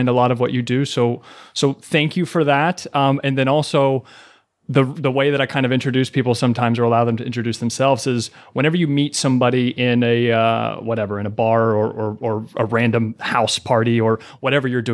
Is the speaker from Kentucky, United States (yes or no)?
yes; Kentucky, United States; moved away as an adult; now in New York City, United States; I was born and raised in Kentucky